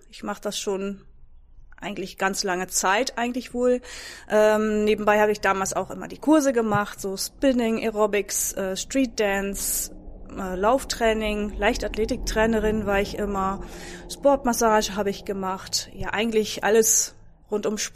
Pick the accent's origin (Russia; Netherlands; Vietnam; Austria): Netherlands; now in Emlichheim, Germany; Ähm, ur ursprünglich komme ich aus den Niederlanden, und ich bin im Moment 47 Jahre alt, habe drei Kinder